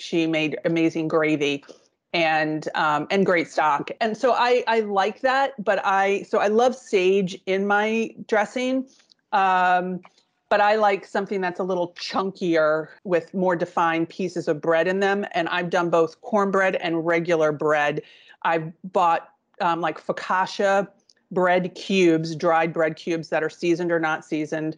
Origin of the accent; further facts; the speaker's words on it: East Coast, United States; I grew up on the East Coast, and there's a part of my family's Italian